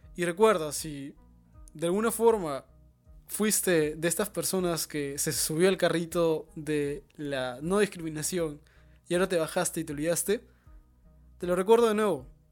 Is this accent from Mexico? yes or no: no; Peru; Somos peruanos